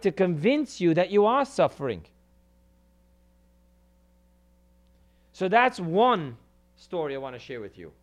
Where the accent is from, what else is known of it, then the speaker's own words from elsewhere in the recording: New York City, New York, United States; I come from Crown Heights, the hood